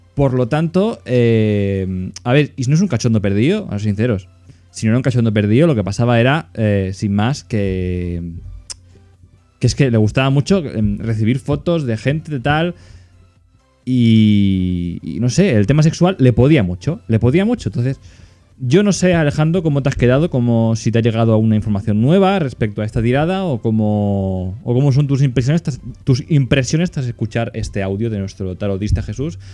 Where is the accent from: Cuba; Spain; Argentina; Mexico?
Spain; Catalonia; como soy catalán